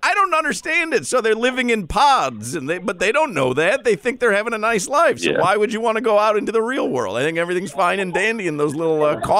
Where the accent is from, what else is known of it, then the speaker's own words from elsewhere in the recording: Midwest, United States; moved away; I grew up in the Midwest.